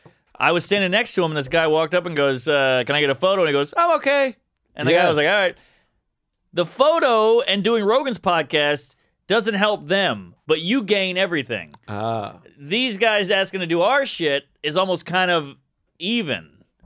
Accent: the South, United States; I'm a southerner

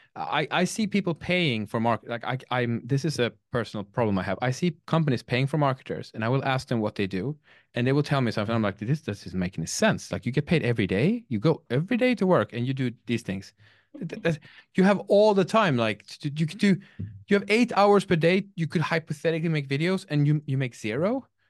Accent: Sweden; I'm from Sweden

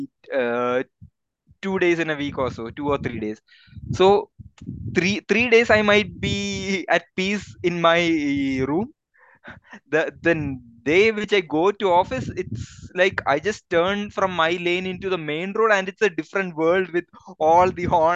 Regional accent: Kollam, Kerala, India; also born or lived in Gujarat; now in Bangalore, India; I grew up in the city of Kollam, which has a lot of this colonial influences

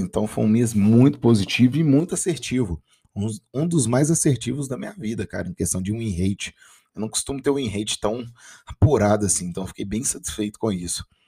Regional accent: Minas Gerais, Brazil; minha terrinha

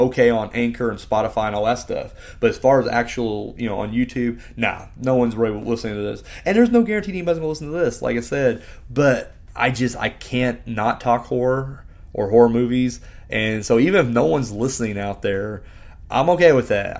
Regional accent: Bedford, Indiana, United States; I'm from Bedford, Indiana

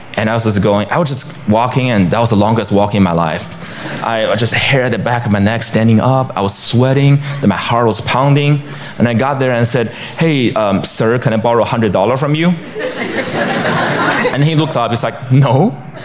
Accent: Beijing, China; my hometown, Beijing, China

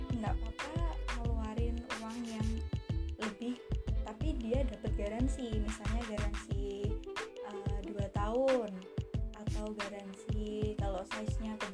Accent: Kediri, East Java, Indonesia; kalau di kotaku di kota kediri kita memang ada seperti komunitas UMKM gitu

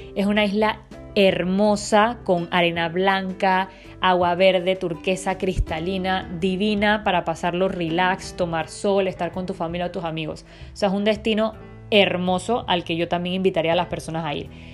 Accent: Panama; mi país Panamá

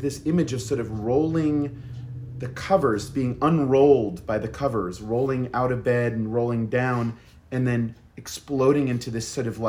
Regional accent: Boston, Massachusetts, United States; I grew up in Boston

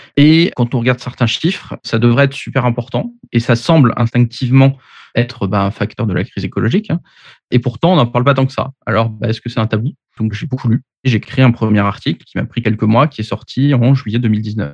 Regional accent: Paris, Île-de-France, France; j'ai 39 ans, je suis parisien

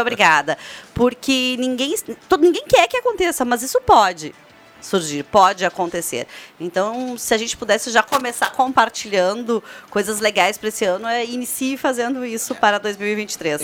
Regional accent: Brazil; a gente, enquanto brasileiros

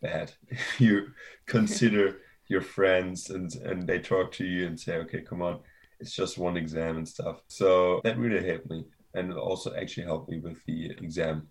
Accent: Germany; moved away; I'm from Germany initially

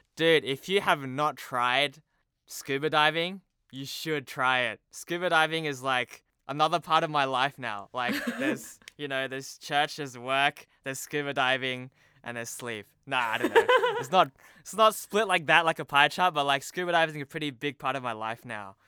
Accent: Sydney, New South Wales, Australia; first language Cantonese; moved away as an adult; now in Hong Kong; I was born in Sydney, Australia

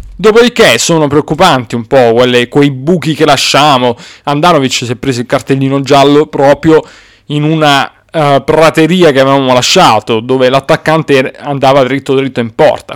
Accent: Apulia, Italy; non sono barese come avrete notato, però va bene. Sono pugliese comunque

